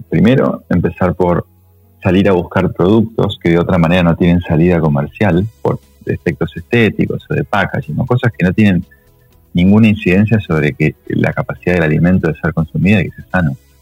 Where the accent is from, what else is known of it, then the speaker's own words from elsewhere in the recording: Uruguay; moved away as an adult; also born or lived in United States; now in Argentina; yo soy uruguayo, llegué a Argentina después de 10 este, eh, años en Estados Unidos